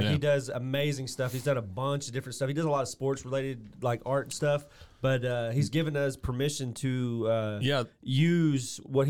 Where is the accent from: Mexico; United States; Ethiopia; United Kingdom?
United Kingdom; England; moved away; I'm originally from England